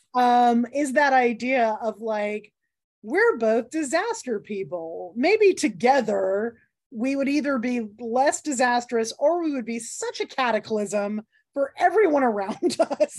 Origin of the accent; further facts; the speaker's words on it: the South, United States; my home state